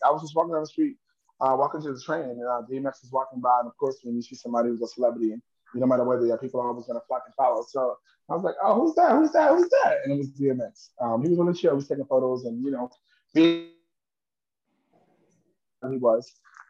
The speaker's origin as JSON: {"language": "English", "town": "New York City", "region": "New York", "country": "United States", "said": "I'm from Harlem, New York, here right now, currently in Harlem, New York."}